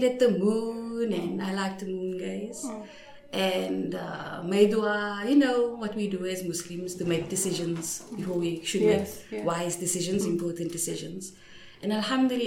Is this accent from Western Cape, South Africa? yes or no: yes; Cape Town, Western Cape, South Africa; I'm from, for the, our international friends, from what you know as the projects. We call it the Cape Flats